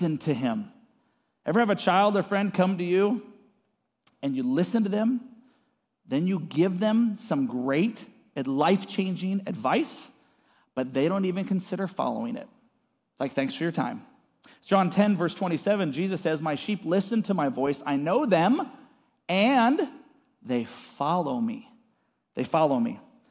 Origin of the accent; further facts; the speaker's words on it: Seattle, Washington, United States; also born or lived in California / Arizona; now in Post Falls, United States; I grew up in Seattle